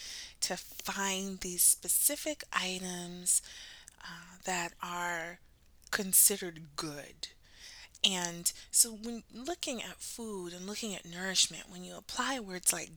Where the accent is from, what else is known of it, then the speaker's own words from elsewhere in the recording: United States; my own lineage as Black American, those of us who were born on the water, as we say, and, you know, America is our home, it is our country